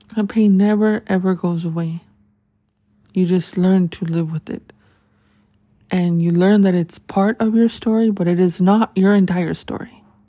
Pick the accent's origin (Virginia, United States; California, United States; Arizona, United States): Arizona, United States; Tucson; That's my hometown